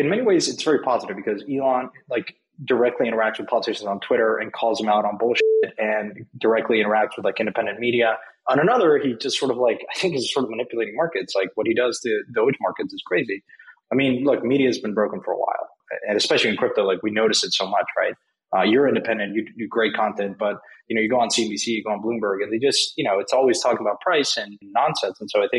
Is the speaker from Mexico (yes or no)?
yes; Mexico; English is a second language; I'm from Mexico. I grew up there.